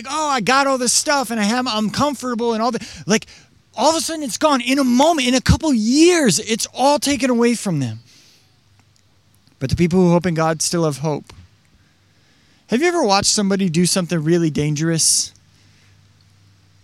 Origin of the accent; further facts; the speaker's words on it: Washington, United States; I grew up in Washington